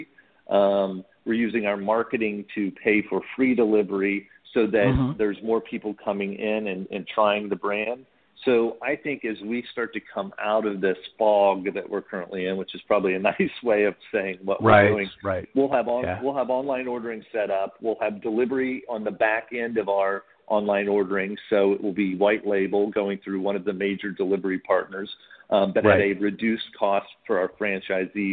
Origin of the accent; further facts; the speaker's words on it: Indiana, United States; now in Dallas, United States; being a kid, I grew up in Indiana